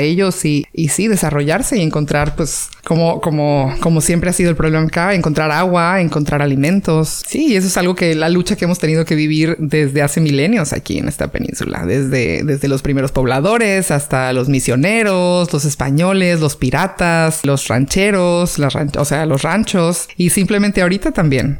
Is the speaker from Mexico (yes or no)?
yes; San José del Cabo, Baja California Sur, Mexico; nací aquí en San José con las monjitas